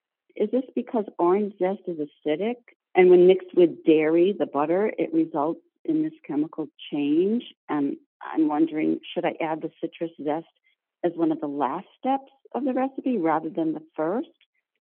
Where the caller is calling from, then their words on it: North Shore of Boston, Massachusetts, United States; I'm calling from North Shore of Boston.